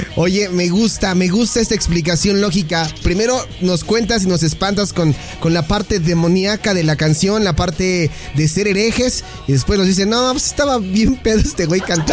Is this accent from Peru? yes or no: no; Mexico